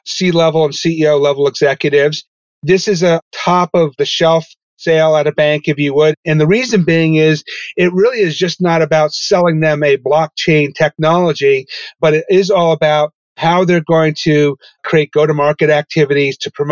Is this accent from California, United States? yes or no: no; Poughkeepsie, New York, United States; also born or lived in Albany, New York / Michigan; I grew up in Poughkeepsie, New York, in the Hudson Valley.